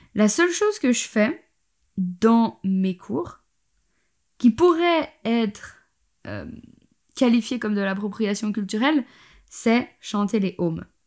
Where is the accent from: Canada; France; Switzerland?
Switzerland; je suis suisse